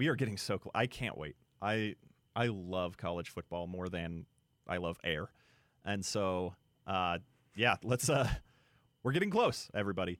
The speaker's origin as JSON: {"language": "English", "region": "Utah", "country": "United States", "tie": "born or raised there", "said": "growing up in Utah"}